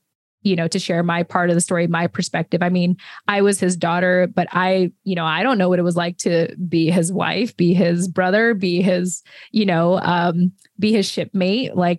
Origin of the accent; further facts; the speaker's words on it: United States; it gave my siblings and I an opportunity to be born and raised as Americans. And so, you know, we're Filipino Americans specifically.